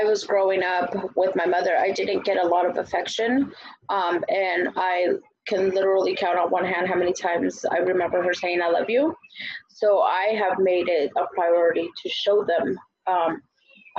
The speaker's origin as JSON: {"language": "English", "country": "Mexico", "tie": "born or raised there", "moved": "yes", "lives_now": "United States", "said": "I was raised in Mexico by my grandparents, and I was the baby of the family"}